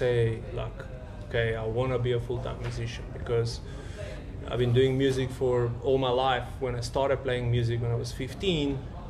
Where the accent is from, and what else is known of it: North Macedonia; now in South Africa